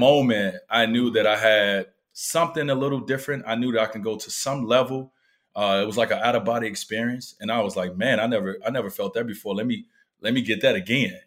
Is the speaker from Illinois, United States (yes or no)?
yes; Chicago, Illinois, United States; moved away; I grew up in Chicago